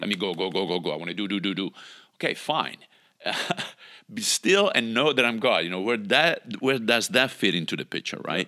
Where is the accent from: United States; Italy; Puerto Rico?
Italy; moved away; I grew up in Italy, obviously, with, you know, the institutional religion there